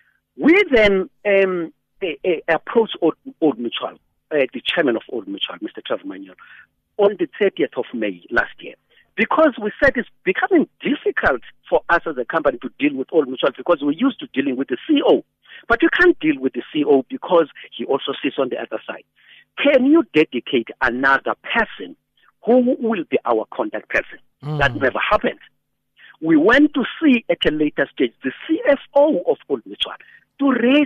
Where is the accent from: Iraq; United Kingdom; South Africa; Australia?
South Africa; as a South African